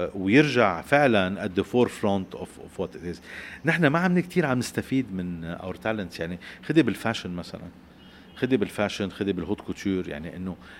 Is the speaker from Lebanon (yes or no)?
yes; Lebanon; نحن كلبنانيين